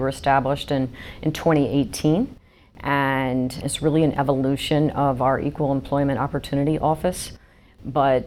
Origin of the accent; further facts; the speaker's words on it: the South, United States; moved away as an adult; also born or lived in Birmingham, Alabama / Albany, New York; now in New York, United States; I'm from the South